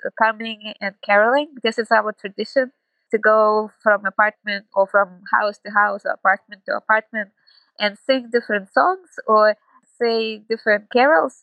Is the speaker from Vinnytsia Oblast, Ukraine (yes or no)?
no; Kyiv, Ukraine; moved away as an adult; now in Krakow, Poland; I am originally from Kyiv, was born in Kyiv, and spent almost all my life there